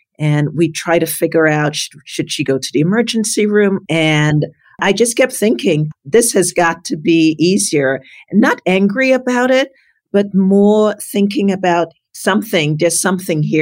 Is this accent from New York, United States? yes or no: yes; New York City, New York, United States; also born or lived in Trinidad; I'm from Brooklyn, New York